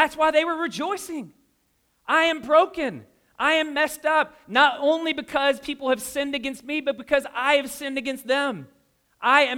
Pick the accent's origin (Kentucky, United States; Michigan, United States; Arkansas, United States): Kentucky, United States; Louisville; moved away; I'm from Louisville, Kentucky